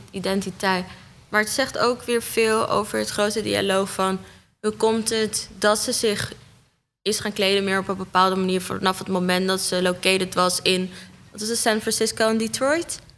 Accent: Amsterdam, North Holland, Netherlands; also born or lived in Almere; ja, ik kom uit Amsterdam Noord, Almere en Bosselommer.

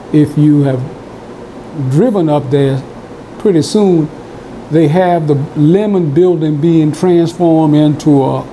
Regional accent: Donaldsonville, Louisiana, United States; I grew up here in Donaldsonville.

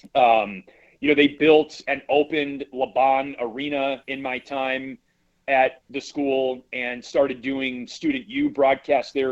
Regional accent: Wisconsin, United States; growing up in Wisconsin

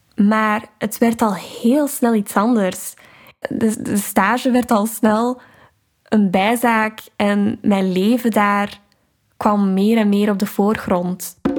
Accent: Vilvoorde, Flanders, Belgium; moved away as an adult; now in Amsterdam, Netherlands; Ik ben 22 jaar en ik kom uit Vilvoorde, een gemeente dicht bij Brussel

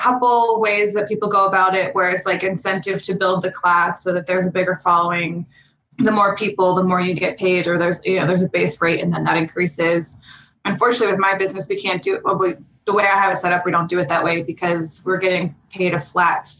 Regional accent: Pittsburgh, Pennsylvania, United States; moved away as an adult; now in Los Angeles, United States; I grew up in Pittsburgh, Pennsylvania.

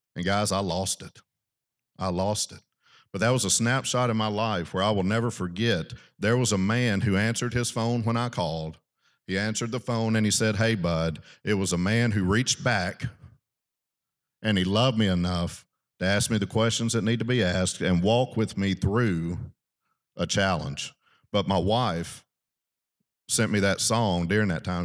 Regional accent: South Arkansas, United States; I grew up in South Arkansas

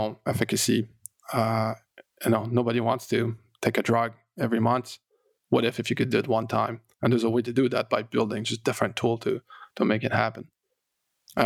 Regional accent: Canada; I'm French Canadian

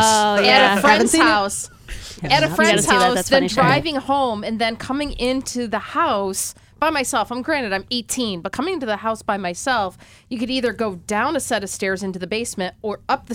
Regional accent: Lima, United States; I grew up out in Lima, and there was like no houses near where.

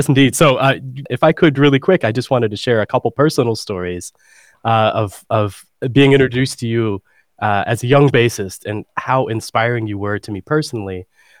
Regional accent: Dallas-Fort Worth area, Texas, United States; I grew up in Texas here in the States, and I grew up in the Dallas-Fort Worth area

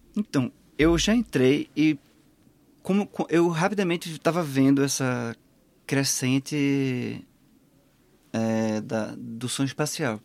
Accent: Pernambuco, Brazil; moved away as an adult; now in Portugal; o maior museu do estado de onde eu venho

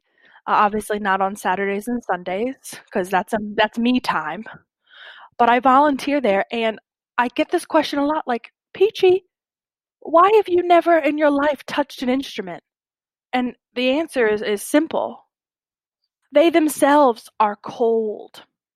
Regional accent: Barboursville, West Virginia, United States; I'm from Barboursville, West Virginia, a very small town. As you can see, I don't necessarily have a West Virginia accent.

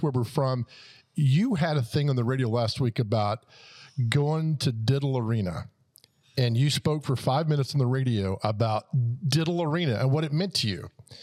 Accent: Nashville, Tennessee, United States; I never left Donaldson Hermitage. It was just home

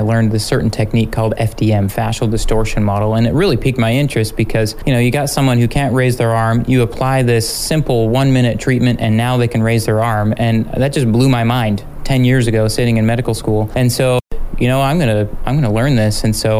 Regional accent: United States; also born or lived in Fort Gordon, Georgia / El Paso, Texas; now in Juneau, United States; I'm originally from Utah, Idaho area.

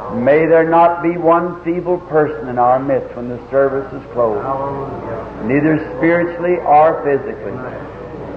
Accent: the South, United States; Being a Southerner

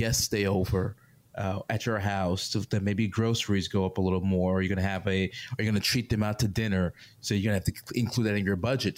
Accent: New York, United States; moved away; I'm from New York

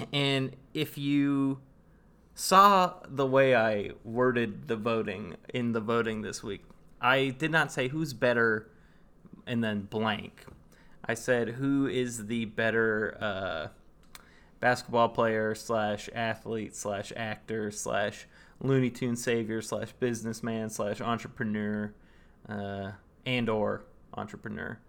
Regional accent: Northern California, United States; I am from Northern California, so I'm a born and bred Warriors fan.

